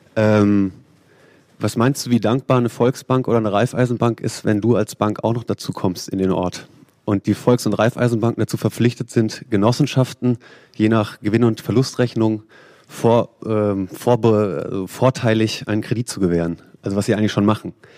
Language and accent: German; Freiburg im Breisgau, Baden-Württemberg, Germany; Ich komme selber aus Freiburg im Baden, schöne Weinbauregion.